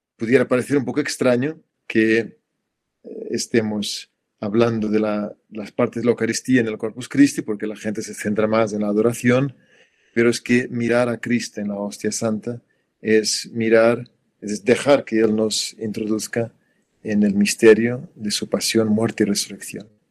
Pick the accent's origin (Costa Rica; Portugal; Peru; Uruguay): Portugal; moved away; en mi país, en Portugal